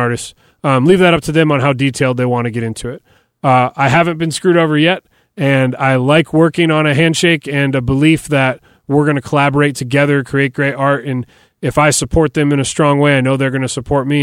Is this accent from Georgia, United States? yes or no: no; Detroit, Michigan, United States; moved away as an adult; now in Nashville, United States; I grew up in Detroit and played hockey my whole life.